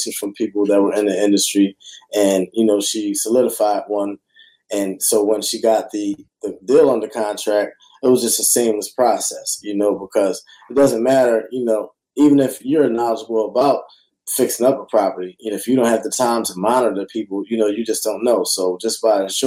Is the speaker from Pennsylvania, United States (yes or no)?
yes; Philadelphia, Pennsylvania, United States; I'm from Philly and I was throwing free real estate classes